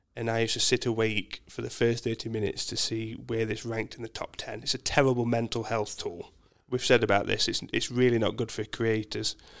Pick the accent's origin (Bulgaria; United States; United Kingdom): United Kingdom; Mansfield, East Midlands; moved away as an adult; now in Australia; I am a Mansfield boy. So I was born in Mansfield